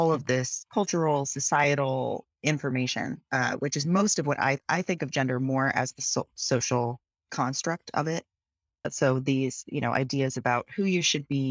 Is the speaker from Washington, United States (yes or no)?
yes; Seattle, Washington, United States; moved away as an adult; now in Philadelphia, United States; I grew up in Seattle